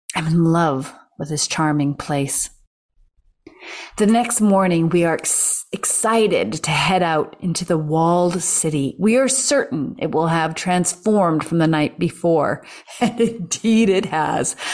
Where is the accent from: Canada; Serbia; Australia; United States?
Canada